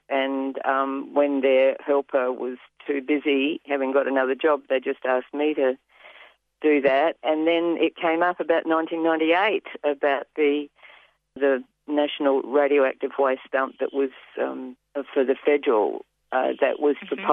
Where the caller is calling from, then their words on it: Victoria, Australia; I'm coming from Wurundjeri Land.